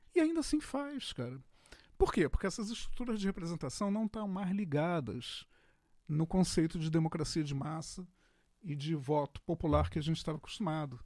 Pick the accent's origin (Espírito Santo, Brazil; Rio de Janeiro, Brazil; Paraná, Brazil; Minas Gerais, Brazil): Rio de Janeiro, Brazil; eu sou carioca da antiga